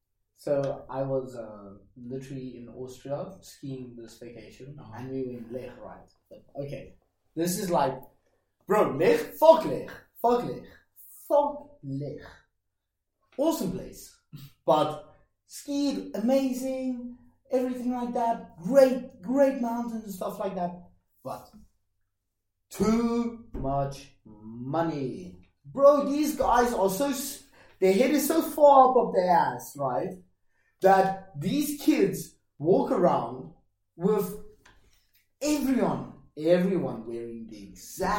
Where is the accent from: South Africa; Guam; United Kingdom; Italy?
South Africa; moved away; I come from Africa